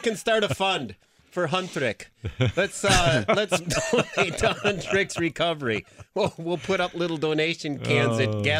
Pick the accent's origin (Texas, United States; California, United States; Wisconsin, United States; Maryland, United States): Wisconsin, United States; Green Bay; I grew up in Green Bay, and I was 10 years old when they won their last championship in the 60s.